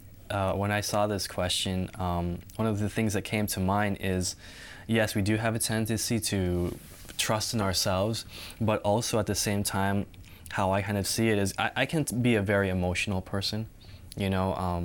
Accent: Southern California, United States; moved away as an adult; now in Michigan, United States; I'm from Southern California. And my parents are originally from Philippines. But right now, I'm in Michigan, and I am taking a Master's of Divinity major in seminary.

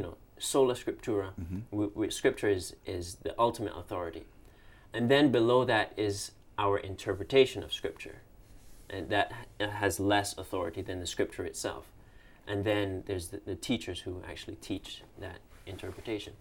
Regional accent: Cayman Islands; moved away; I'm from the Cayman Islands, also in the Caribbean

